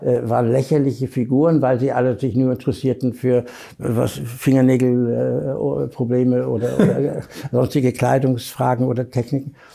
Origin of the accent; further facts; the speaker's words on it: Germany; als Deutscher